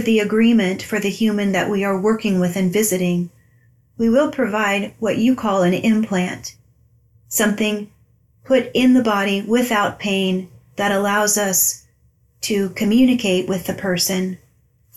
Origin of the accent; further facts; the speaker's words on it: Albia, Iowa, United States; moved away as an adult; 20 years I grew up in Albia